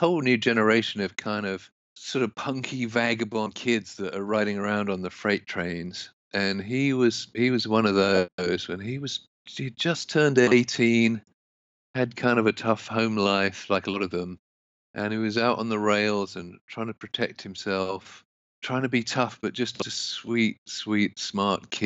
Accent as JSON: {"language": "English", "region": "London", "country": "United Kingdom", "tie": "born or raised there", "moved": "as an adult", "lives_now": "United States", "said": "I grew up mainly in London, England, and I knew I didn't want to live in England"}